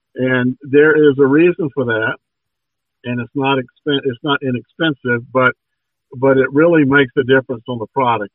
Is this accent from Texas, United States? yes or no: no; Georgia, United States; born and raised in Georgia